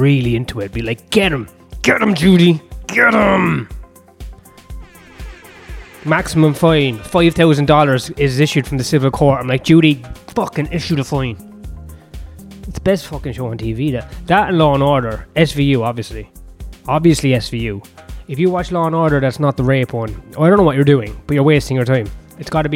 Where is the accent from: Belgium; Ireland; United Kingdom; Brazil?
Ireland; I'm Irish